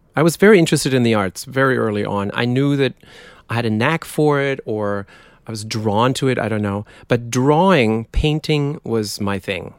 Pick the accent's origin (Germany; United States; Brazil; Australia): Germany; countryside between Dortmund and Münster, North Rhine-Westphalia; accent: German; English is a second language; moved away; I was born in Dortmund, which is sort of the Detroit of Germany.